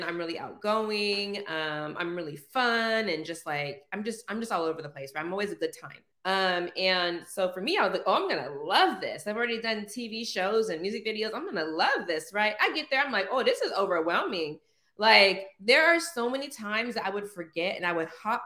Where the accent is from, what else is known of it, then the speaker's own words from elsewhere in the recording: Orange County, California, United States; I'm born and raised in Orange County, California.